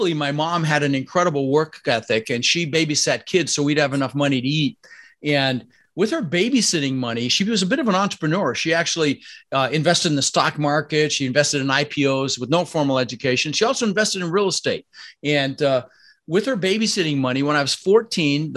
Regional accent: Denver, Colorado, United States; also born or lived in Netherlands; I immigrated to this country when I was 6 years old with my brother Albert and my mother's Vantje. I was born in the Netherlands, Holland, you know, think wooden shoes and windmills. And we ended up in Denver, Colorado

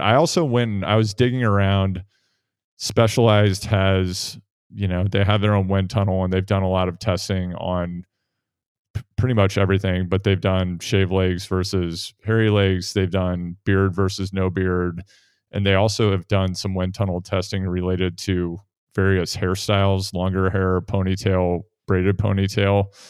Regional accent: Midwest, United States; Spencer and I grew up in the Midwest

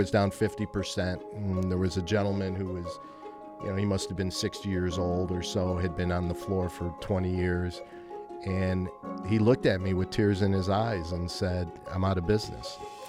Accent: Chicago, Illinois, United States; also born or lived in San Francisco; I grew up in Chicago, yeah, that's correct.

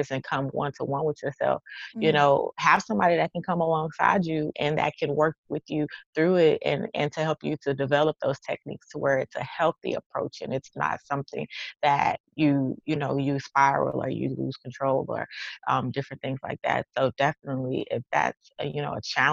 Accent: Texas, United States; accent: twang; I'm from Texas, so y'all gonna hear the twang in this

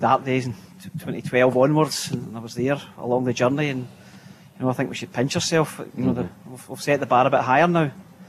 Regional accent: Garrion Bridge near Larkhall, Scotland, United Kingdom; Gary and Bridge near Lark Hall.

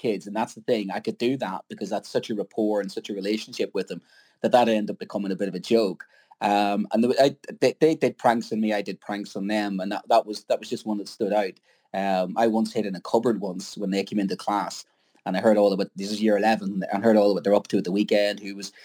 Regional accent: Ireland; being an Irishman

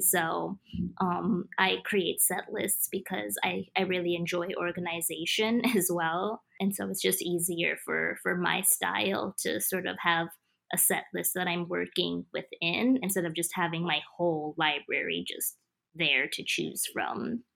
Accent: Kenya; moved away; my dad was he was the first famous DJ in my home country

